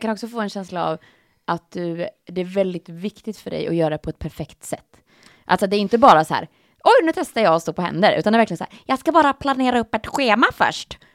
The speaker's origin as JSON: {"language": "Swedish", "region": "Östergötland", "country": "Sweden", "accent": "Östgötska", "said": "pratar lite östgötska"}